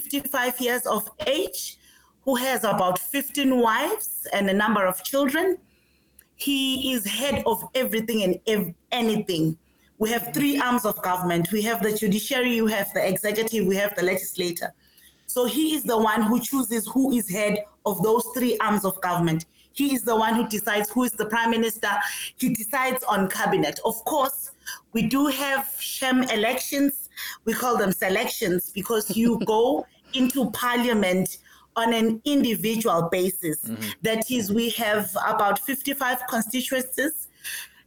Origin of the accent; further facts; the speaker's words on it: Eswatini; moved away as an adult; now in Pretoria, South Africa; I come from Swaziland, Africa's last absolute monarch.